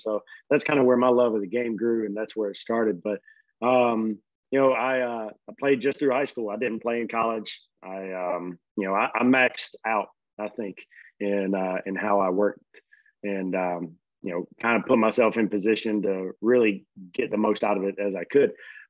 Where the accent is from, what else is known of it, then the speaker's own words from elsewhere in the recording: Conway, South Carolina, United States; I'm from South Carolina, right near the beach, born and raised. I grew up on the campus at Coastal Carolina University.